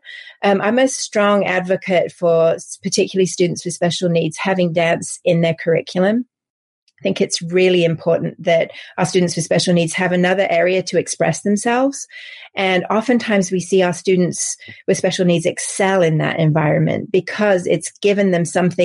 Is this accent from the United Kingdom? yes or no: yes; England, United Kingdom; accent: English; moved away as an adult; also born or lived in Paris; now in United States; As you can probably tell from my accent, I'm English. So my career started in England and in Paris